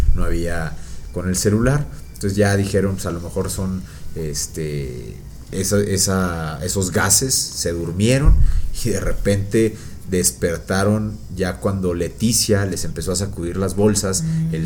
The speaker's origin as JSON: {"language": "Spanish", "country": "Mexico", "said": "somos mexicanos"}